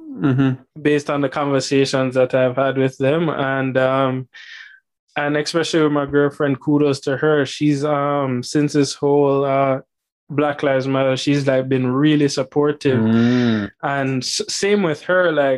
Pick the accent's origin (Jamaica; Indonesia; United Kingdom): Jamaica; I'm a Black male from Jamaica